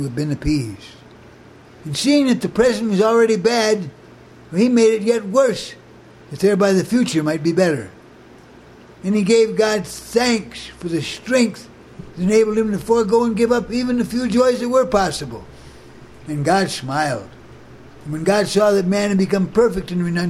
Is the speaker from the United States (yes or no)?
yes; Muskegon, Michigan, United States; now in Boulder, United States; I was born in Muskegon, Michigan